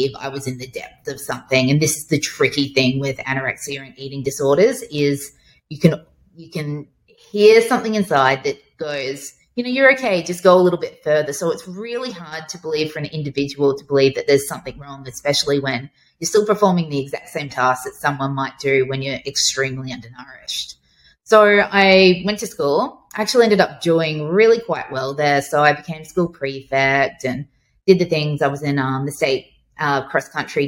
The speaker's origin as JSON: {"language": "English", "town": "Brisbane", "region": "Queensland", "country": "Australia", "tie": "born or raised there", "also_born_or_lived": "Toowoomba", "said": "I grew up in Brisbane."}